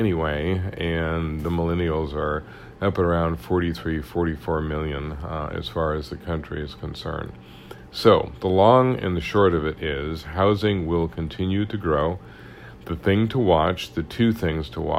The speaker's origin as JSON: {"language": "English", "town": "Kansas City", "region": "Missouri", "country": "United States", "said": "I'm from Kansas City"}